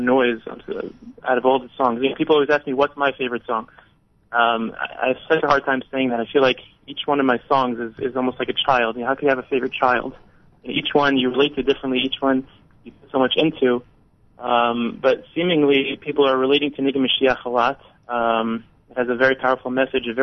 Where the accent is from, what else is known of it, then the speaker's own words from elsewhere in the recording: New York City, New York, United States; moved away as an adult; now in Israel; I'm originally from Staten Island, New York.